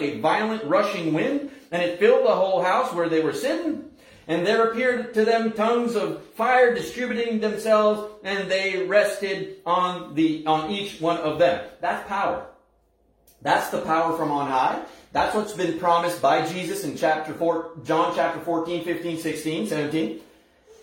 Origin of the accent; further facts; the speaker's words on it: Scoudouc, New Brunswick, Canada; where I was born and raised in Skidook